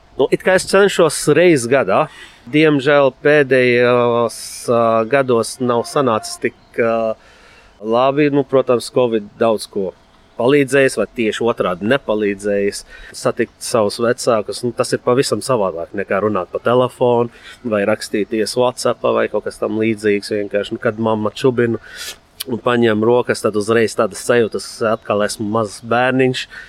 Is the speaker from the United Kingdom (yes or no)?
no; Lebanon; Latvian is a second language; moved away as an adult; now in Latvia; Esmu dzimis Libānā, atbraucis sākotnēji mācīties